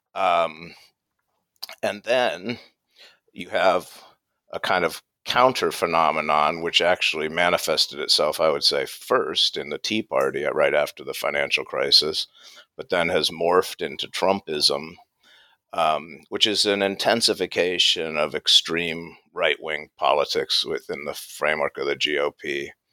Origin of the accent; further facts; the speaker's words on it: United States; accent: American; moved away as an adult; now in England, United Kingdom; I can tell by my accent I'm American, but I've taught in England for about 10 years.